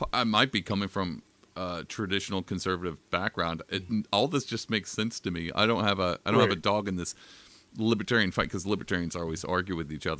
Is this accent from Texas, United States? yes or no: yes; Texas, United States; I'm from Texas, so my family's kind of Republican